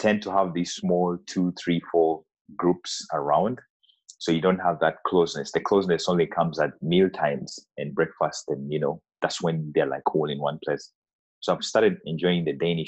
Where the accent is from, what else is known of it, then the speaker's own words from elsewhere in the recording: Uganda; now in Denmark; I come from Uganda, which is an East African country.